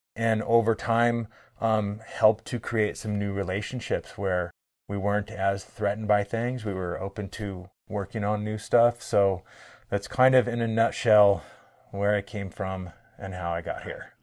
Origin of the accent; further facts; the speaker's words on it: Bellingham, Washington, United States; moved away as an adult; also born or lived in St. Mary's Indian Reserve; I grew up in Bellingham, Washington, where I knew I was not a coastal native person